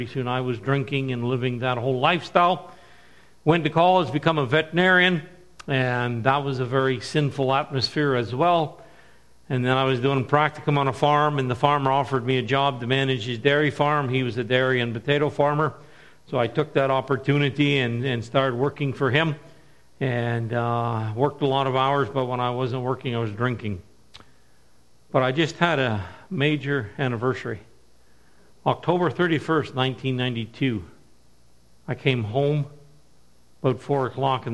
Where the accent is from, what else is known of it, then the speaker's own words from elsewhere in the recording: Woodstock, New Brunswick, Canada; I'm from Woodstock, New Brunswick. Grew up in the area. Grew up on a farm.